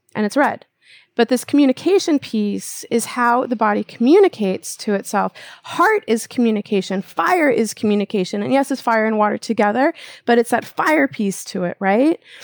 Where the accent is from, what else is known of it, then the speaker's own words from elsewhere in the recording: Minnesota, United States; also born or lived in Japan; I'm from the Midwest, right? So it's like, that's what we do in Minnesota